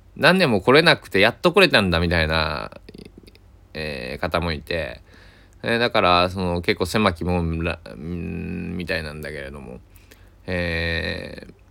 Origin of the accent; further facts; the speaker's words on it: Kochi, Japan; moved away; 僕 は高知県佐伯市で生まれ育ったんで